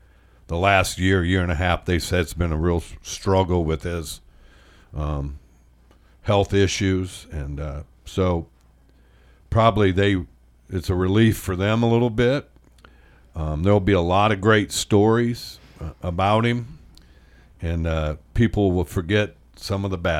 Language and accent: English; Indiana, United States; On the Purdue side. Wasn't a hater, though, either. My little town, 90% of them were IU fans.